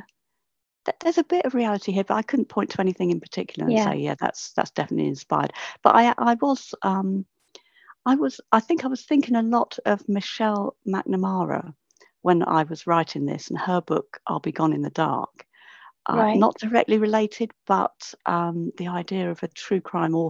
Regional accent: Northolt, London, United Kingdom; I'm from Northolt

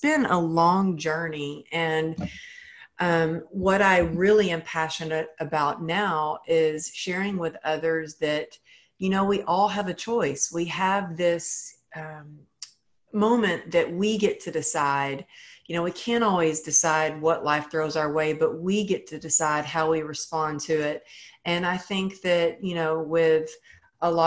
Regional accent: Texas, United States; I grew up in Texas where it was like, you know, I was taught cowgirl up

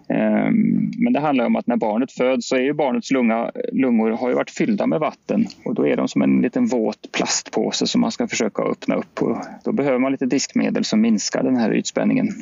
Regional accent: Sweden; som svenskar

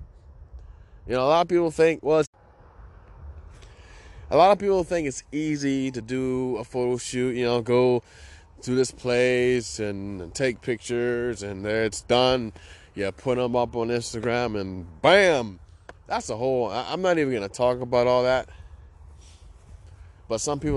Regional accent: Chicago, Illinois, United States; now in Hawaii, United States; I grew up in Chicago

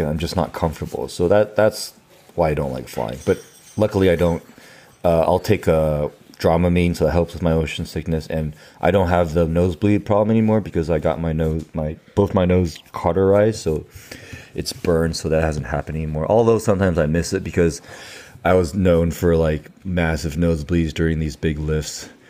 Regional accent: San Diego, California, United States; also born or lived in Taiwan / Louisiana, United States; I was born in Taiwan, and I moved to San Diego, California when I was five

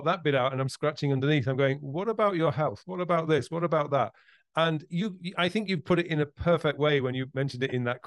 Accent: Yorkshire and the Humber, United Kingdom; I come from Yorkshire

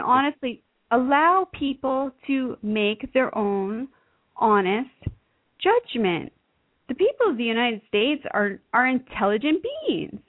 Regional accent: Canada; I'm Canadian

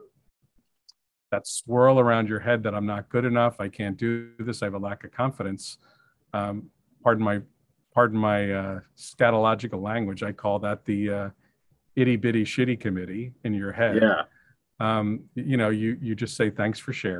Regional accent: Ireland; being Irish

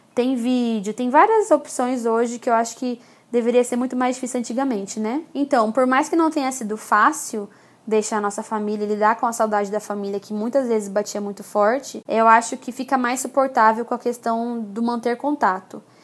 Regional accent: Brazil; moved away as an adult; also born or lived in England / Málaga, Spain; Eu sentia muita saudade, por exemplo, da nossa comida. Por mais que eu tentasse fazer comida brasileira em casa, não era igual

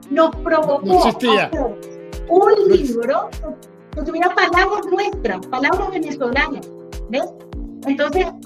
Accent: Uruguay; born there; moved away; Como te decía, yo soy uruguaya y este, de nacimiento y siempre, como emigrante

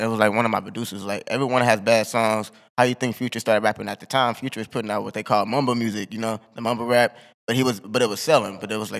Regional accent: Dayton, Ohio, United States; And that's my area, but the thing is, we're from Dayton, like Columbus might have been a little different

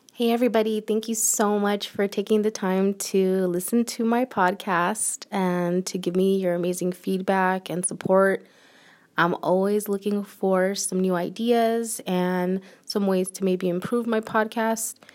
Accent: United States; I'm an American, born and raised.

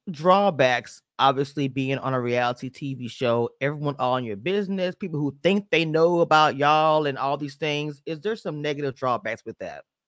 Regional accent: Louisiana, United States; I'm from Louisiana

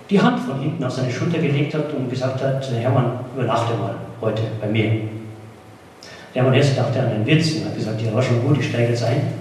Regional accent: Bavaria, Germany; ins tiefe Niederbayern, wo ich hergekommen, bin, wo ich geboren bin und aufgewachsen bin.

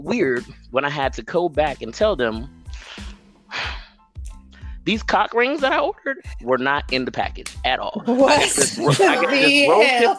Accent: Pittsburgh, Pennsylvania, United States; moved away as an adult; also born or lived in Japan; now in Atlanta, United States; I grew up in Pittsburgh, kind of had a little stint in Japan, you know, where I learned some things, military kid

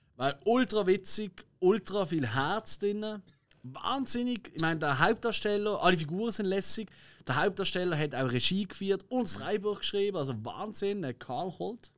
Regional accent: Switzerland; wir sind halt Schweizer

